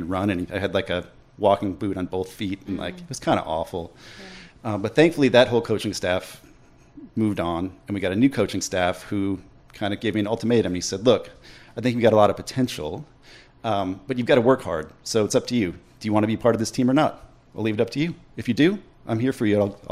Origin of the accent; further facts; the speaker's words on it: just north of Minneapolis, Minnesota, United States; moved away as an adult; now in Winston-Salem, United States; I grew up just north of Minneapolis, Minnesota. Okay. I lived there until I was 18